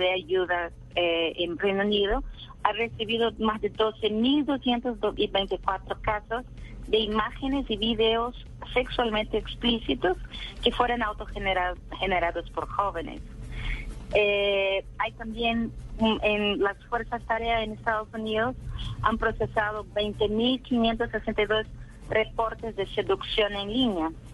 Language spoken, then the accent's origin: Spanish; Brazil; accent: portuñol; Spanish is a second language; Yo soy de Brasil